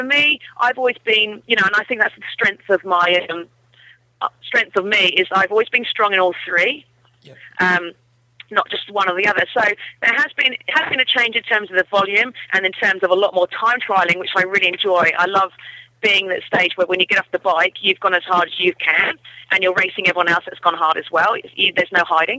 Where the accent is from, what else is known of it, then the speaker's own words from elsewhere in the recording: New Zealand; It's my home country